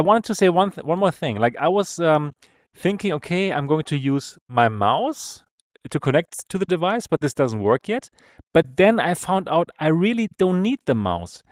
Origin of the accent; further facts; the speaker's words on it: Germany; accent: German; English is a second language; German accent